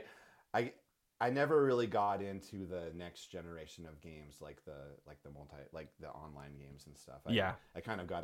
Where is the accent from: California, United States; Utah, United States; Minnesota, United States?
Utah, United States; Orem; I grew up in Orem.